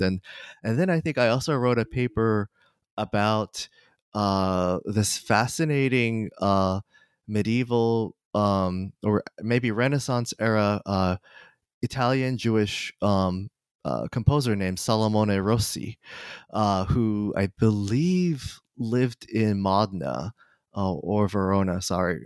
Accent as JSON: {"language": "English", "region": "Kanagawa", "country": "Japan", "tie": "born or raised there", "moved": "yes", "said": "I, uh, was born and raised in Kanagawa, uh, Japan, just south of Tokyo"}